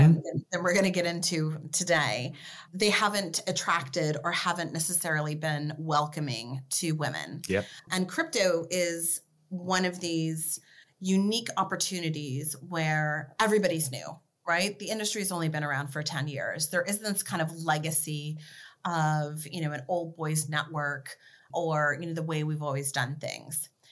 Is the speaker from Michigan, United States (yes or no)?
no; Beverly Hills, California, United States; also born or lived in Washington State; I was actually born in Washington State, but I grew up in Beverly Hills, and my zip code was 90210